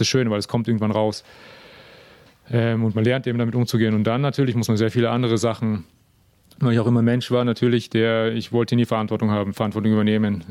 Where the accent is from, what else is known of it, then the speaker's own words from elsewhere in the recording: Germany; moved away; bin auch aus Deutschland